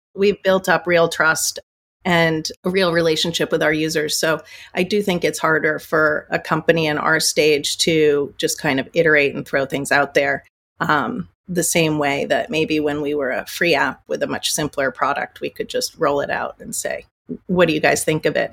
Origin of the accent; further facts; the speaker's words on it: United States; also born or lived in New York; I'm American.